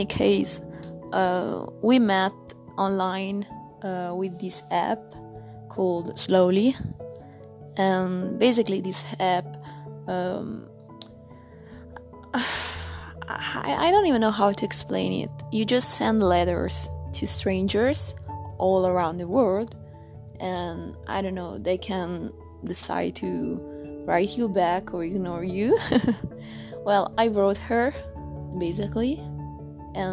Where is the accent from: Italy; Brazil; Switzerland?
Italy; I'm from Italy